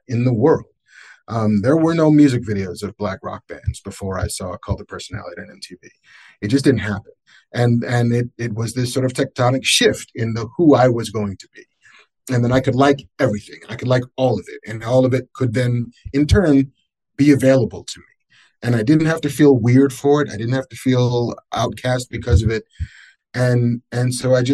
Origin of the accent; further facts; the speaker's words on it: Baldwin, New York, United States; also born or lived in Bronx, New York; I was born in the Bronx, grew up in Baldwin.